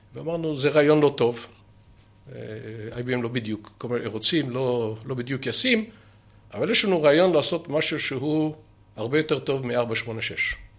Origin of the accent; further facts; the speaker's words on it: Ramat Gan, Tel Aviv District, Israel; moved away as an adult; also born or lived in Haifa; אני, דרך אגב, לא יליד חיפה, אבל אני יליד רמת גן